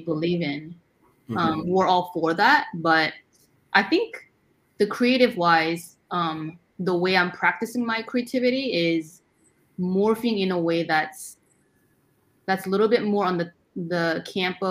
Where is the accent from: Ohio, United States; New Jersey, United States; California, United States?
California, United States; Fullerton; now in New York, United States; I grew up near Fullerton area.